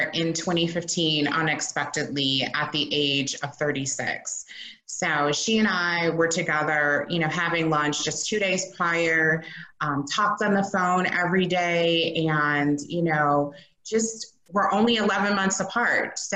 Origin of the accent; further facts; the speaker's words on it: Chicago, Illinois, United States; I am based here in Chicago, born and raised